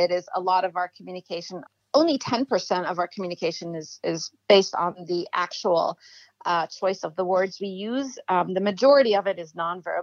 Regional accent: Egypt; moved away as an adult; also born or lived in Cambridge, United Kingdom; now in United States; I grew up in Egypt

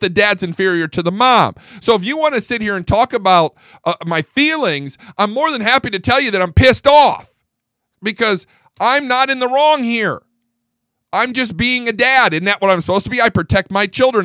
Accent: Fort Worth, Texas, United States; I'm from Fort Worth

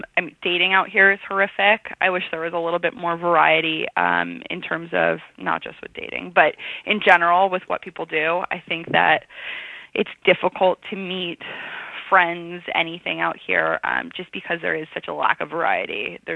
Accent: San Francisco, California, United States; also born or lived in New York, United States; So I grew up in San Francisco and in the city, Upper West Side, kind of bouncing back and forth.

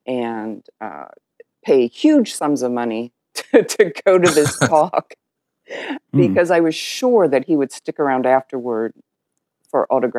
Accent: Ohio, United States; now in Fernandina Beach, United States; I'm from Ohio originally.

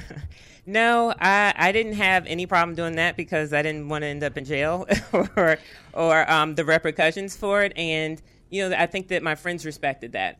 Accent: Arlington, Virginia, United States; I'm from Arlington, Virginia

